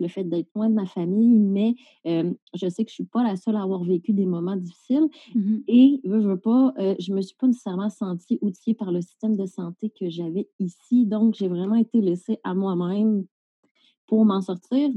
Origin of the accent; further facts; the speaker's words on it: Salaberry-de-Valleyfield, Quebec, Canada; moved away as an adult; now in Val-d'Or, Canada; je suis originaire de Valleyfield